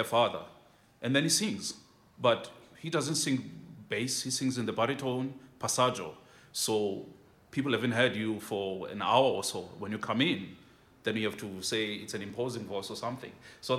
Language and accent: English; Port Elizabeth, Eastern Cape, South Africa; I'm from Port Elizabeth, South Africa